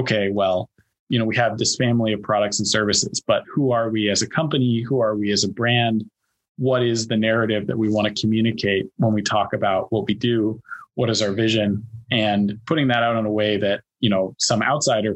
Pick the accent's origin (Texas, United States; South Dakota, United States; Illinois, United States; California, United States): California, United States; Silicon Valley; moved away as an adult; also born or lived in Boston / Beijing / Shanghai; now in China; I grew up and was born and raised in Silicon Valley.